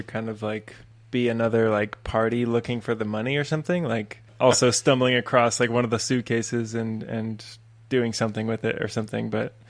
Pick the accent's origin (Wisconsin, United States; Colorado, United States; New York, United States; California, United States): Colorado, United States; I grew up in Colorado, so everything was so familiar to me.